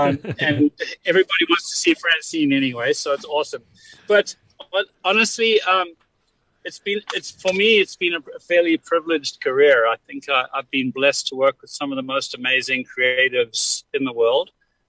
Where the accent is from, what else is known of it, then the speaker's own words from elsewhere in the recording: South Africa; as a young man growing up in South Africa, and now an older chap.